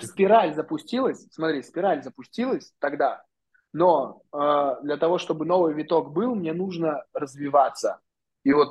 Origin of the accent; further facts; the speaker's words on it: Krasnoyarsk Krai, Russia; now in Moscow, Russia; Я переехал так в Москву из Красноярска переехал в Москву. Ну, вообще изначально я там из деревушки, и вот переехал в Москву.